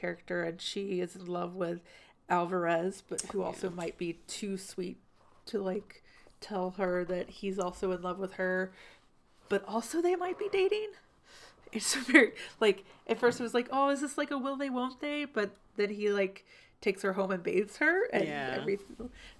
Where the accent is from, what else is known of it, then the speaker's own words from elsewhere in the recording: the South, United States; I just, growing up in the South, it's not the first time I've heard something like that.